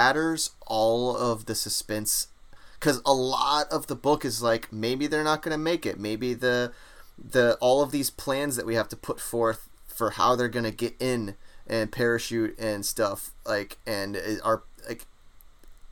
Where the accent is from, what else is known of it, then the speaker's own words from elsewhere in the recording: United States; accent: American; my American accent